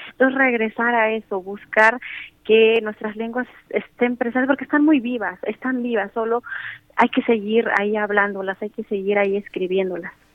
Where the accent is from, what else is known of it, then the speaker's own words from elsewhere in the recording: Mixteca Alta, Oaxaca, Mexico; first language Spanish; yo nací en la Mixteca Alta, sin embargo, eh, también vivo en la Mixteca Baja.